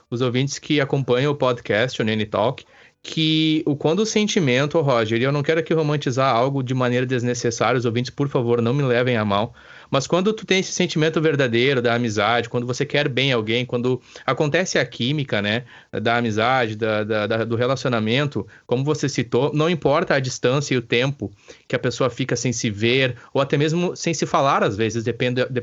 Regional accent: Brazil; E nós, como brasileiros, digamos assim, posso falar por mim e por ti, amamos futebol, né?

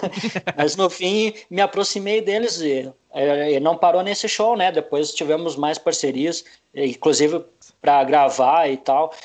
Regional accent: Campo Bom, Rio Grande do Sul, Brazil; also born or lived in Novo Hamburgo / Butiá / Porto Alegre; mas eu nunca morei em Novo Hamburgo, morei em Campo Bom várias vezes, é a cidade que eu mais morei, então uhum. eu me considero campo bonense

